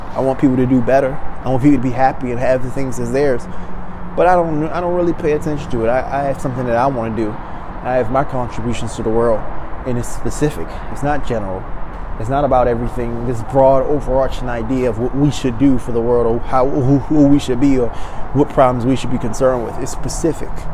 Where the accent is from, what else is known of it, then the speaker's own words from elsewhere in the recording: Maryland, United States; now in Los Angeles, United States; my hometown, you know, back in Maryland